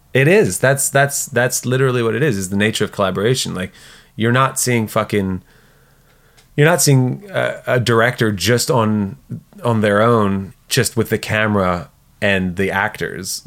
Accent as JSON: {"language": "English", "region": "south of France", "country": "France", "tie": "born or raised there", "moved": "yes", "said": "we grew up in the South of France"}